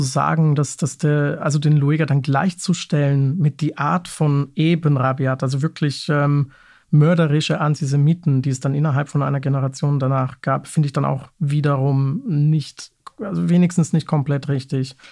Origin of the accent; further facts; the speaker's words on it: Munich, Bavaria, Germany; moved away; Ich stamme zum Beispiel ursprünglich aus München